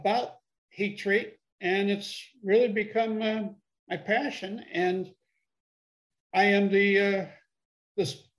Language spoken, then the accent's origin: English; Chicago, Illinois, United States; now in Columbia, South Carolina, United States; I was born and raised in the Chicago area.